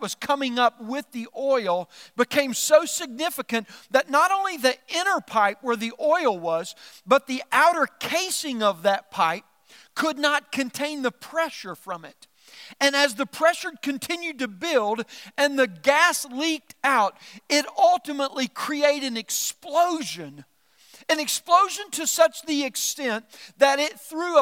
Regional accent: Norphlet, Arkansas, United States; I was raised in South Arkansas

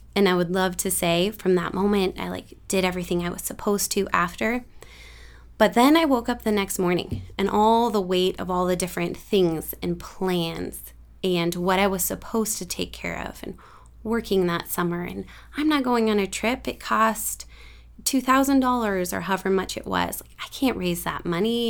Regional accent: San Lorenzo, California, United States; I was born in San Lorenzo, raised up in this area.

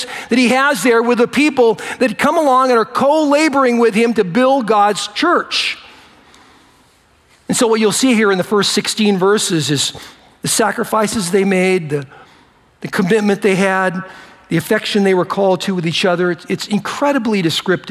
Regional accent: United States; I was born in America, so I'm, you know, I'm a United States citizen

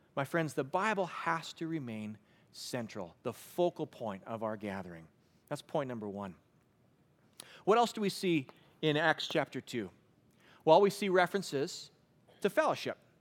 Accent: Western Canada, Canada; I grew up in Western Canada

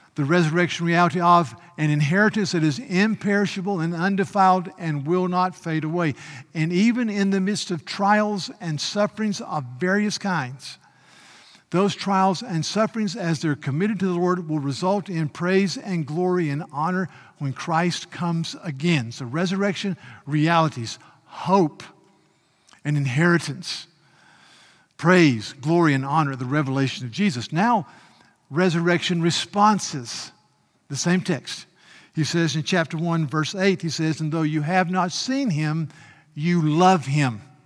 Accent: United States; I had the privilege of being an American

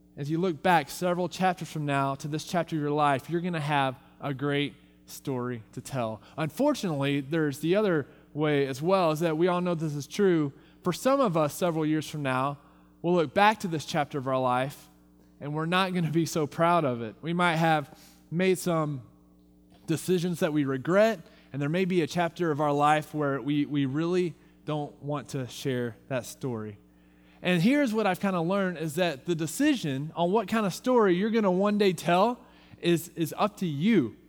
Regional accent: Texas, United States; now in Visalia, United States; I'm from Texas

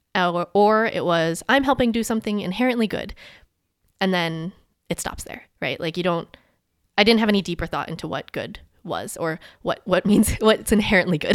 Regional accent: Maryland, United States; growing up in Maryland

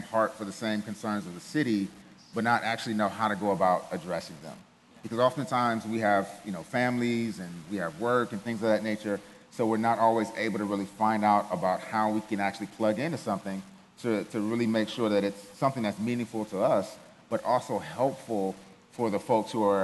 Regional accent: Cleveland, Ohio, United States; moved away; also born or lived in Germany; I grew up in Ohio, grew up in Cleveland, single parent household

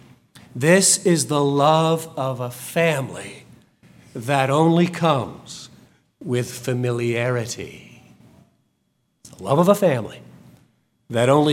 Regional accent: United Kingdom; now in Texas, United States; I am still, it will never change, of British heritage, both Scotch and English

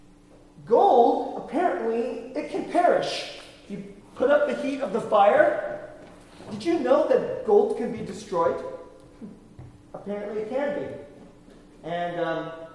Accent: the Bay Area, California, United States; also born or lived in South Korea; I was born there. I grew up here in the Bay Area

